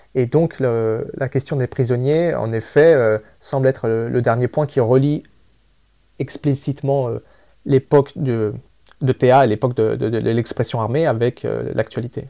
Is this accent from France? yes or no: no; Spain; moved away; je suis moi-même de nationalité espagnole. Je suis né en Espagne